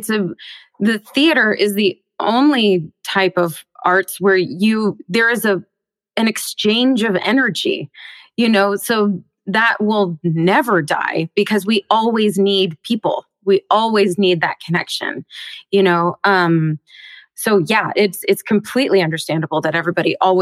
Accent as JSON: {"language": "English", "town": "Bellevue", "region": "Washington", "country": "United States", "tie": "born or raised there", "said": "I grew up in Seattle. Well, just outside of Seattle in Bellevue, Washington"}